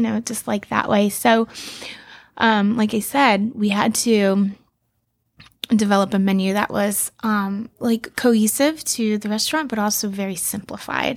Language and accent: English; Key West, Florida, United States; I was born in Key West